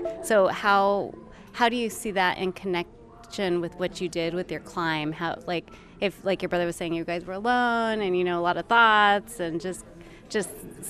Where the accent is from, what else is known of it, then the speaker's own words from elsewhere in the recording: United States; growing up, I grew up in a border town, and I felt, you know, growing up that the word Indian, because I'm Native American, mm-hmm. but the word Indian was often used kind of as a slur word.